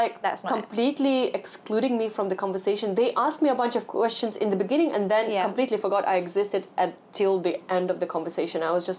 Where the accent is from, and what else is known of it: Russia; born or raised there; moved away as an adult; now in Hong Kong